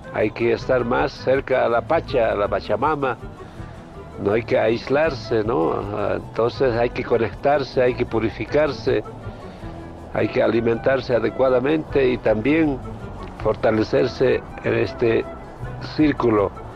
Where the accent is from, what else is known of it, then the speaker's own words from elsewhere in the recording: Ayllu Lunglaya, Kallawaya region, La Paz, Bolivia; yo nací acá en Ayo Lunglaya